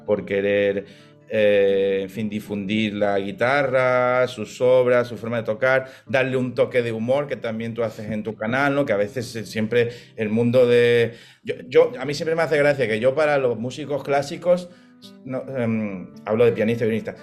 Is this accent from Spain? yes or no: yes; Málaga, Andalusia, Spain; soy de Málaga